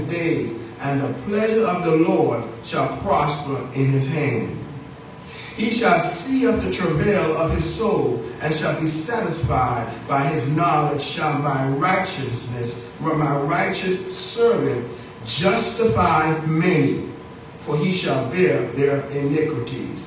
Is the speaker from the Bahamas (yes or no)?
yes; Bahamas; now in United States; As a little boy, growing up in the Bahamas